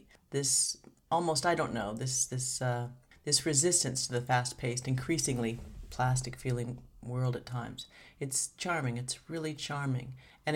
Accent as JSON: {"language": "English", "town": "Seattle", "region": "Washington", "country": "United States", "said": "I'm from Seattle"}